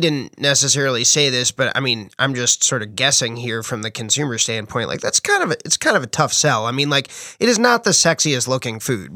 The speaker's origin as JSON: {"language": "English", "region": "New Jersey", "country": "United States", "moved": "yes", "said": "I'm from New Jersey"}